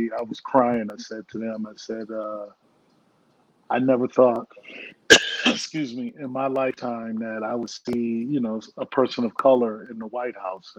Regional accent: Hartford, Connecticut, United States; where I grew up in Hartford, Connecticut.

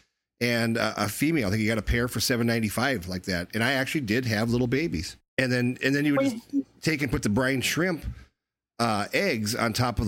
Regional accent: rural North Dakota, United States; I grew up in rural North Dakota, and there wasn't a pet store within 100 miles of us at the time

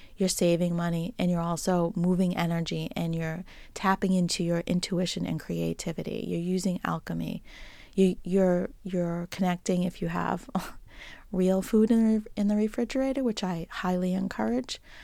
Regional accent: Boston, Massachusetts, United States; accent: Boston; my Boston accent

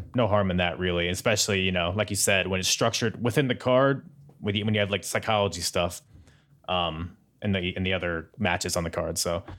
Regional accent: United States; I'm an American

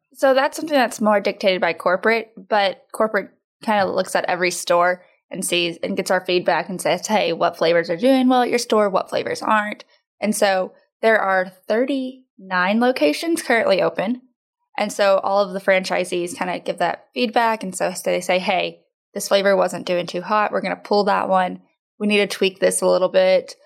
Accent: Odessa, Texas, United States; moved away as an adult; also born or lived in Houston, Texas; now in Tomball, United States; we're from West Texas, out in Odessa, born and raised there

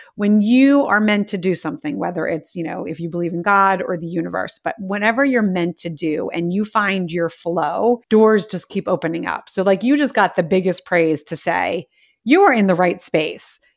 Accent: United States; I'm American

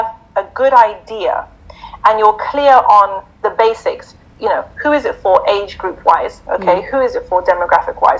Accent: Zimbabwe; Mufti Menk's from my country, so we're both from Zimbabwe.

